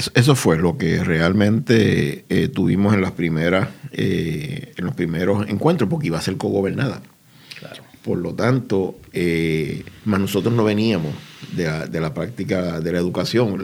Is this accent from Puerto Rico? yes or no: yes; Puerto Rico; Nuestra escuela es un centro de educación alternativa en mi país, Puerto Rico